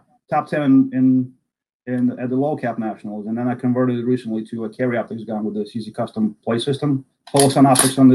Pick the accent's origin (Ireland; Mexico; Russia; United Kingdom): Russia; Samara, Samara Oblast; English is a second language; moved away as an adult; now in United States; I was born and raised in a city called Samara, or Kuybyshev was the old Soviet name